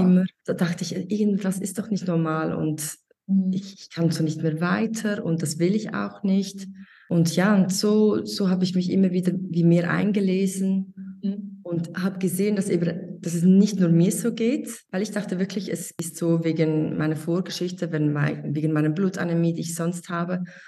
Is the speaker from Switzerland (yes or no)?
yes; Switzerland; ich bin aus der Schweiz.